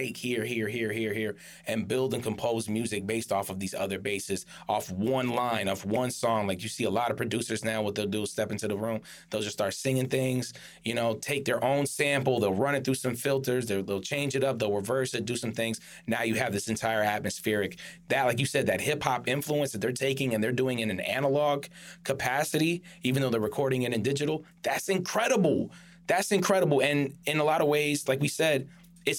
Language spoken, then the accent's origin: English; United States; I'm both American and Arab